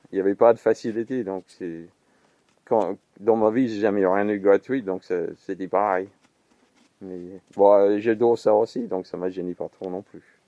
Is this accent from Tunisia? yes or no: no; Perth, Western Australia, Australia; French is a second language; moved away as an adult; also born or lived in Melbourne / Sablé; now in Blois, France; Je né à Melbourne, mais j'ai passé toute mon enfance à, euh, à l'Ouest Australie, côté Perth.